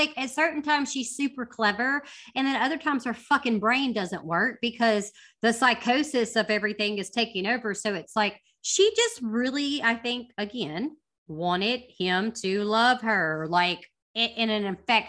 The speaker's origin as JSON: {"language": "English", "region": "the South", "country": "United States", "said": "We say papaw in the South"}